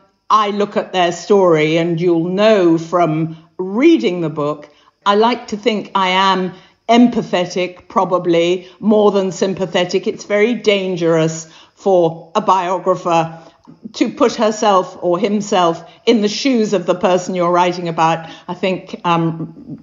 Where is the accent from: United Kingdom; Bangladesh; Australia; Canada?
United Kingdom; England; they looked at me as an English person